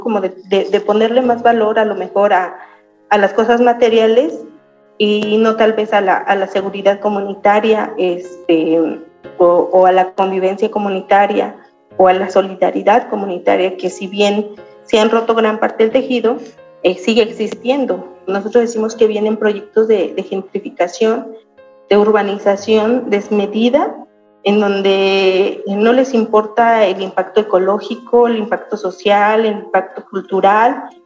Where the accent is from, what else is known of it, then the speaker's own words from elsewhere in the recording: Santiago Mezquititlán, Querétaro, Mexico; soy originaria de Santiago Mezquititlán